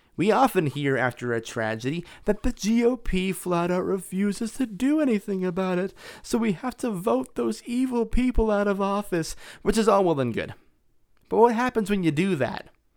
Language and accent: English; Las Vegas, Nevada, United States; My hometown, Las Vegas